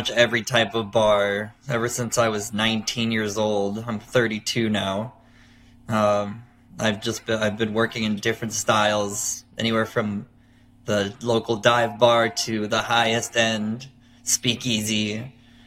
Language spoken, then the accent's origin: English; Miami, Florida, United States; moved away as an adult; also born or lived in New York City; my hometown of Miami, Florida